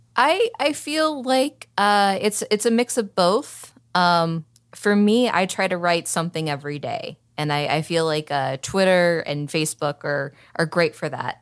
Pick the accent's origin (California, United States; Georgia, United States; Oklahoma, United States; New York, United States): Oklahoma, United States; Oklahoma City; accent: Southern (not strong); now in Arizona, United States; I'm from Oklahoma City, so I don't really have that much of a, a Southern accent